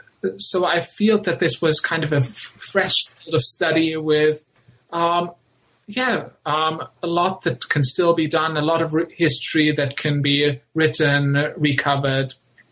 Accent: Germany; also born or lived in Vienna, Austria; now in Qatar; I'm not a Qatari, not a Saudi, but I'm originally from Germany, and I'm currently spending parts of my summer in Vienna, Austria.

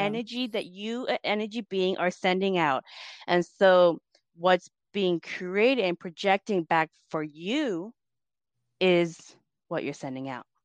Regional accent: United States; also born or lived in Laos; growing up in America

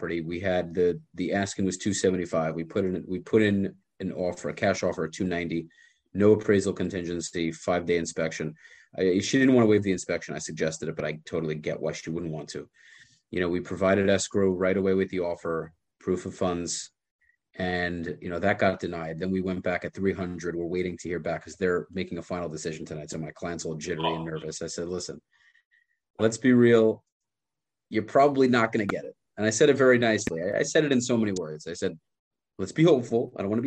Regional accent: New York, United States; moved away as an adult; I grew up in New York

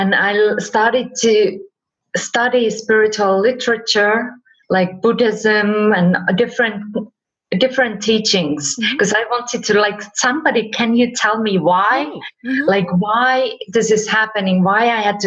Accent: Finland; also born or lived in California; now in Spain; I live in Spain, but originally I'm from Finland

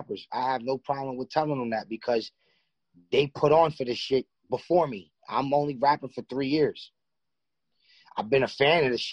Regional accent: New York City, New York, United States; I'm from Far Rockaway, Queens.

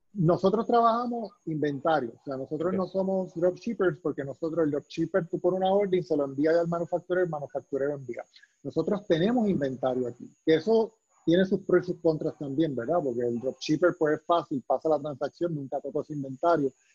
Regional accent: Puerto Rico

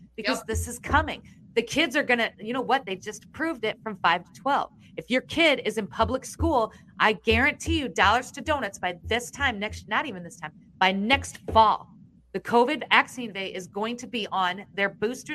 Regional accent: Iowa, United States; I'm from Iowa.

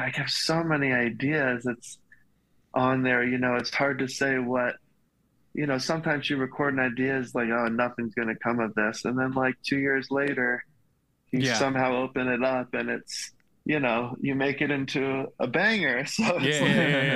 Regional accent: Hilton Head, South Carolina, United States; I'm from South Carolina, really small town. It's an island right at the bottom of South Carolina called Hilton Head.

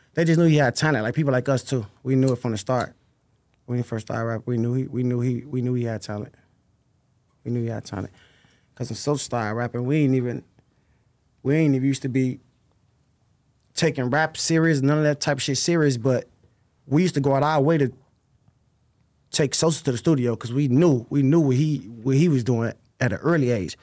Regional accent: Chicago, Illinois, United States; I'm from, I grew up sixty-fourth, Kings Drive, Parkway. I've been there since I was, like, First grade.

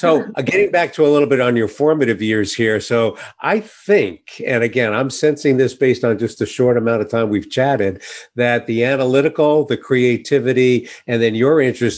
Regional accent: New York City, New York, United States; accent: Brooklyn; I was born and raised in New York City, and I think I've lost my Brooklyn accent.

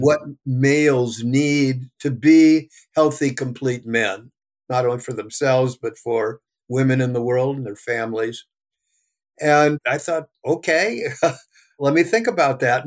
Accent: California, United States; also born or lived in New York; I was born in New York, came to California

